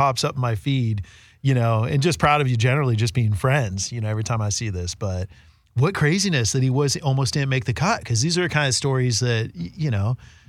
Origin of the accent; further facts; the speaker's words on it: Oakland, California, United States; also born or lived in San Francisco; I grew up hanging out in Oakland and the Tenderloin in San Francisco.